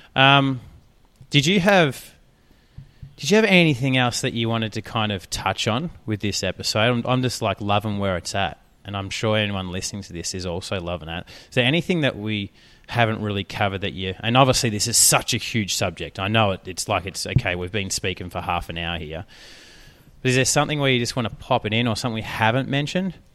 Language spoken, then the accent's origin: English; Australia; accent: Australian; my accent, my Australian accent